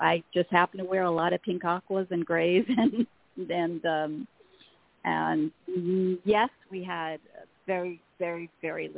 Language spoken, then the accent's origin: English; the Valley, California, United States; I grew up in the Valley